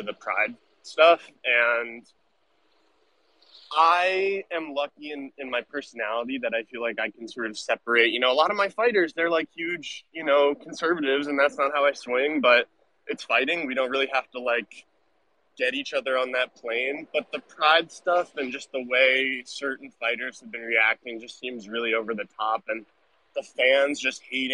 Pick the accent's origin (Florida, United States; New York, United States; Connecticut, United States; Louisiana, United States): New York, United States; I'm from New York, and I'm from, I'm born and raised here